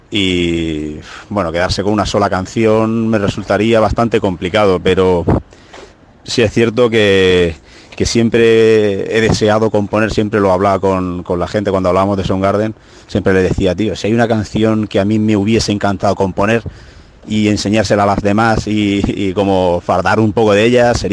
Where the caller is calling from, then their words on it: Granada, Andalusia, Spain; de Búfalo desde Granada.